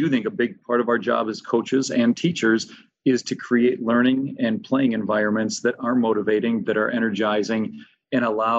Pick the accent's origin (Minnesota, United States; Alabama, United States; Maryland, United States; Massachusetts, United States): Minnesota, United States; St. Paul; I grew up in St. Paul, Minnesota. And so I'm pretty blessed to get to teach and coach in the city I grew up